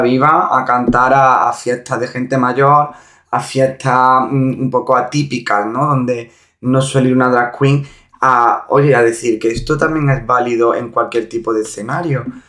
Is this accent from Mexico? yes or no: no; Montilla, Andalusia, Spain; born or raised there